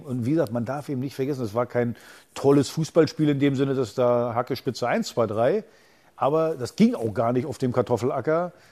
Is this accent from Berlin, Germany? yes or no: yes; Berlin, Germany; wir als Berliner